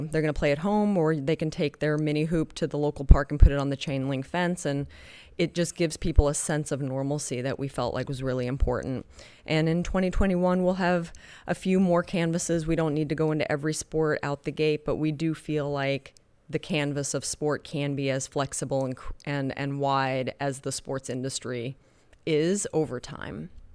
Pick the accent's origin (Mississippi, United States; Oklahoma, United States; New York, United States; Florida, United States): Oklahoma, United States; moved away; also born or lived in Spain; I was raised in Oklahoma, you know, dirt road Oklahoma